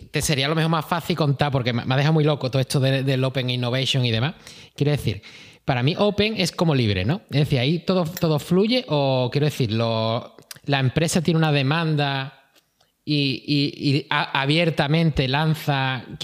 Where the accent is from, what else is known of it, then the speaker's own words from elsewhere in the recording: Galicia, Spain; pues yo soy gallego y puedo hacerlo.